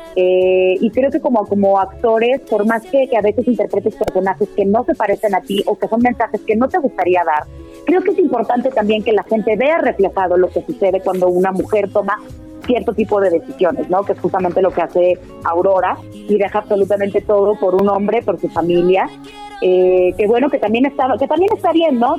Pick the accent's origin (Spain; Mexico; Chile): Mexico; Puebla; moved away; also born or lived in United States; Puebla de donde yo soy